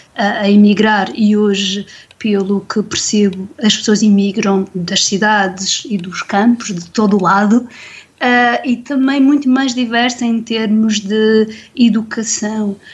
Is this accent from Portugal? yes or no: yes; Madeira, Portugal; cresci na Madeira